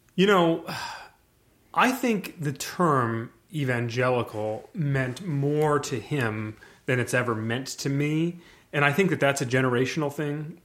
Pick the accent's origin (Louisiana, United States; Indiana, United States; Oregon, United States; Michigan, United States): Michigan, United States; also born or lived in New York; I was born in New York. We moved to Michigan in ni, eighty-nine, which is the year that they drafted Barry. So, and I would have been three years old at the time